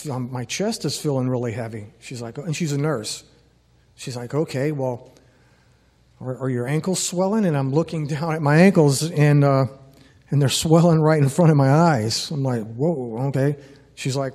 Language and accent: English; New Orleans, Louisiana, United States; moved away as an adult; I grew up in Louisiana for the first 18 years of my life. Grew up in New Orleans